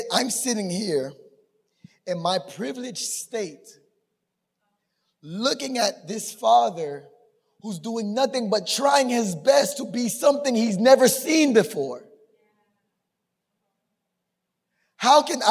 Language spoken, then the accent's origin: English; Miami, Florida, United States; born or raised there; also born or lived in Tampa